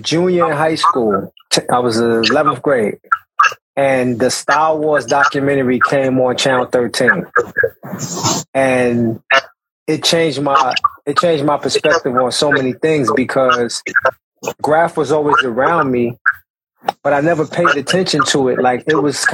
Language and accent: English; New York City, New York, United States; around my building where I grew up in Brownsville, Howard Houses